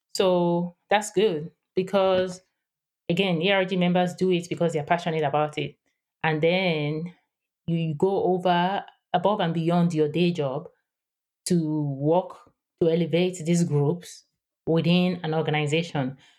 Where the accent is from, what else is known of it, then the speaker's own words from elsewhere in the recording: Nigeria; English is a second language; moved away as an adult; also born or lived in Houston, United States; now in San Diego, United States; I am based in San Diego, California, but I grew up in Nigeria. West Africa, and I spent the first twenty-six years of my life there.